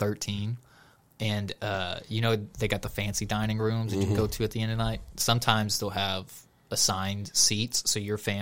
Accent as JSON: {"language": "English", "region": "Texas", "country": "United States", "accent": "Southern"}